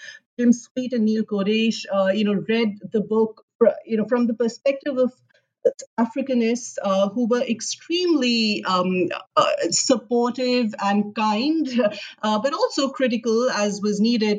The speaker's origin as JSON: {"language": "English", "region": "Delhi", "country": "India", "tie": "born or raised there", "also_born_or_lived": "Karachi, Pakistan", "moved": "as an adult", "said": "I was actually born in Karachi in Pakistan, but I grew up in Delhi. And I grew up in Delhi in the 1990s, which is what I think of as my formative years as a high schooler and then sort of an undergraduate."}